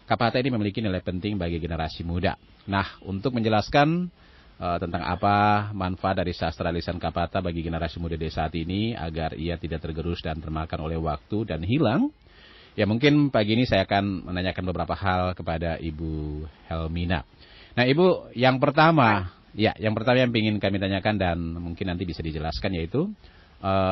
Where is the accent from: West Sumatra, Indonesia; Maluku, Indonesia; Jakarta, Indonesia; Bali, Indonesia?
Maluku, Indonesia; Nah tentunya bagi kita orang Maluku, kata kapata ini saya akan menjadi simbol identitas kemalukuan.